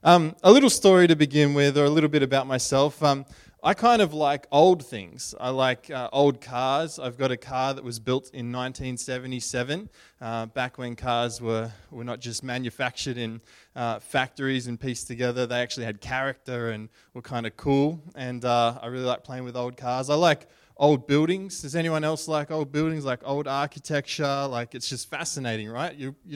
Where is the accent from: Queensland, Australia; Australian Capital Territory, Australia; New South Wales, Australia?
Queensland, Australia; Brisbane; We grew up in Brisbane, and we went to the Brisbane show